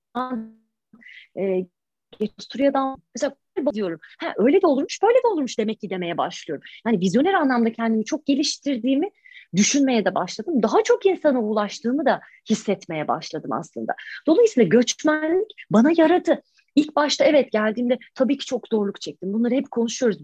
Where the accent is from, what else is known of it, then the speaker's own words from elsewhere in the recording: Turkey; moved away as an adult; now in United Kingdom; ben Taşra'da doğdum, büyüdüm.